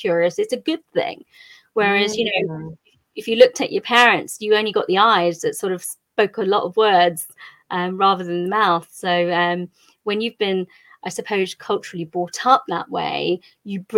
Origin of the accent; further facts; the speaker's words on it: England, United Kingdom; Country of origin is India. I was actually born here.